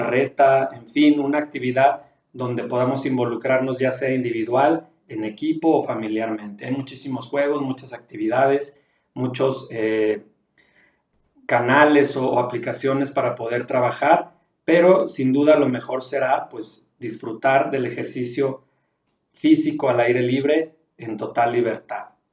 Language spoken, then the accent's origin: Spanish; León, Guanajuato, Mexico; now in Durango, Mexico; yo vivo en Durango, soy originario de León, Guanajuato